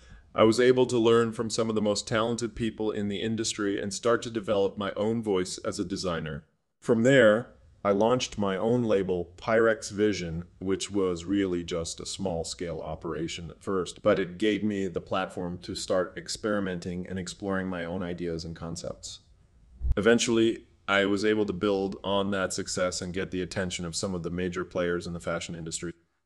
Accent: Rockford, Illinois, United States; Well, I was born and raised in Rockford, Illinois, a small city outside of Chicago.

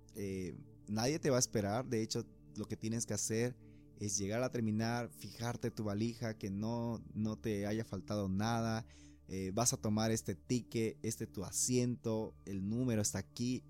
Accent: Puerto Quijarro, Santa Cruz, Bolivia; moved away as an adult; now in Santa Cruz de la Sierra, Bolivia; cuando yo vine de Puerto Quijarras a Santa Cruz, ya salido de, bachiller, de la promoción, para decidir estudiar una carrera

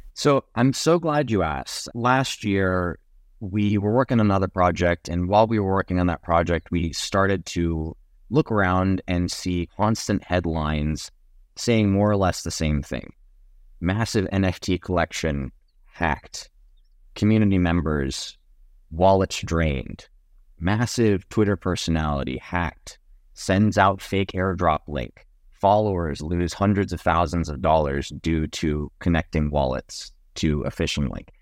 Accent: Jamaica; now in Dallas, United States; I'm from Jamaica, so I'm a Texan, but I'm not, like, not only Texan.

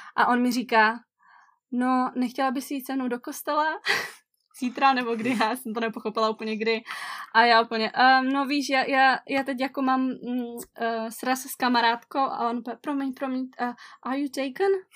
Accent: area near Ostrava, Moravian-Silesian Region, Czechia; moved away as an adult; now in Samoa; oba dva s Adamem pocházíme z Prajské, je to takový region kousek od Ostravy

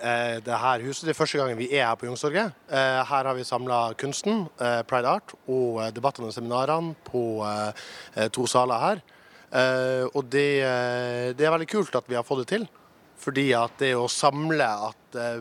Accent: Narvik, Nordland, Norway; Jeg er fra Narvik

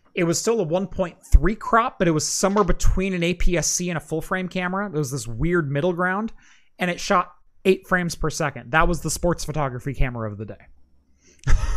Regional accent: Oregon, United States; Oregon, my home state.

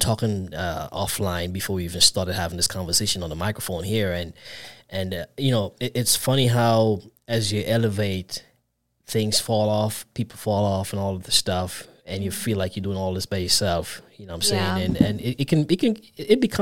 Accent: Grenada; also born or lived in Brooklyn, New York; now in Atlanta, United States; I'm Grenadian as well.

